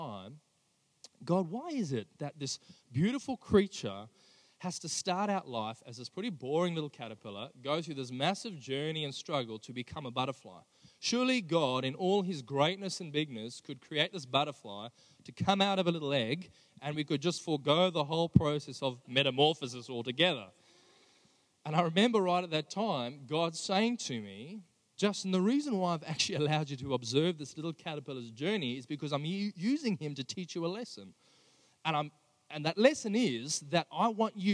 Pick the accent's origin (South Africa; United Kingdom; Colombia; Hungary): South Africa; Johannesburg, Gauteng; also born or lived in Sydney, Australia; now in Australia; I grew up in South Africa. I was born and raised in Johannesburg.